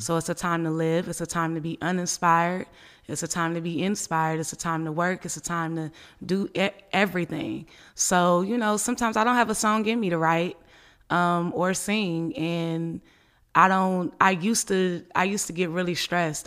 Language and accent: English; Richmond, California, United States; also born or lived in Oakland, California; I was born in Oakland, California, but I was raised in Richmond, California